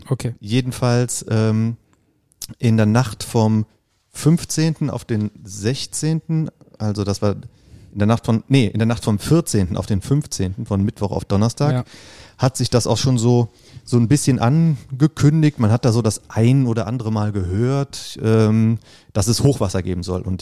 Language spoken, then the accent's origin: German; Bad Neuenahr-Ahrweiler, Rhineland-Palatinate, Germany; moved away as an adult; now in Bonn, Germany; Und ich bin in Bad Neuenahr-Ahrweiler geboren und aufgewachsen, habe da 30 Jahre lang gewohnt und gelebt, äh, bis ich nach Bonn umgezogen bin.